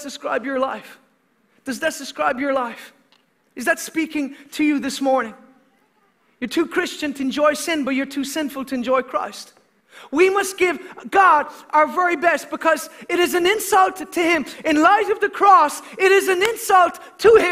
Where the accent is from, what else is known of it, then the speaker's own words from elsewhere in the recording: Ireland; as an Irishman